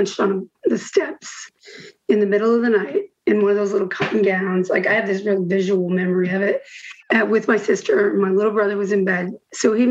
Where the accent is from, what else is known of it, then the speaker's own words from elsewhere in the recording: Houston, Texas, United States; also born or lived in Bettendorf, Iowa / Davenport, Iowa / California / Kansas; when I was about 7 or 8, we moved from Davenport. Well, Bettendorf, we were in Bettendorf, and we moved to Houston